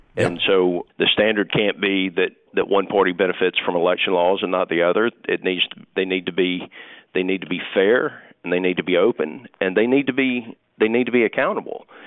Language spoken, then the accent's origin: English; United States; I'm an American